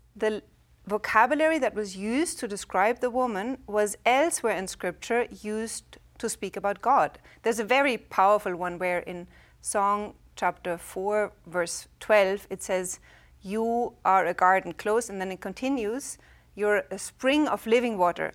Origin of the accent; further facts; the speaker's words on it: Germany; English is a second language; moved away; I'm from Germany